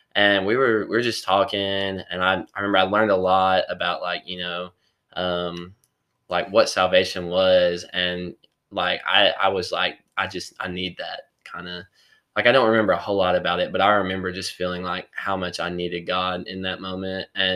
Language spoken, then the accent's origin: English; Kingsport, Tennessee, United States; I'm from Kingsport, Tennessee.